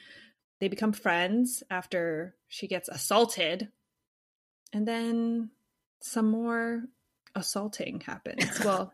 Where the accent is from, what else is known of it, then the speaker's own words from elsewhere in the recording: United States; We're American, so I guess we're just too radicalized.